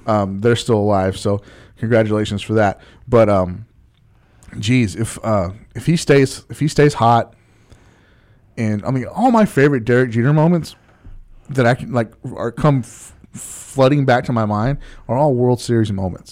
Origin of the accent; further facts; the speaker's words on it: Texas, United States; growing up in Texas playing football